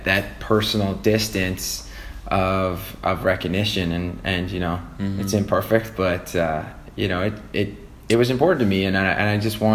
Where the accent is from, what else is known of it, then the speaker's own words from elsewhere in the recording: Canada; I grew up in Canada